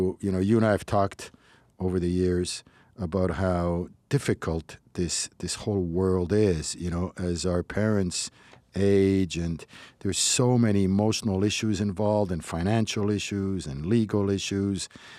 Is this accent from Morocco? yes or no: yes; Casablanca, Casablanca-Settat, Morocco; it's funny because I was raised in Morocco, in Casablanca, and in the Sephardic community that I knew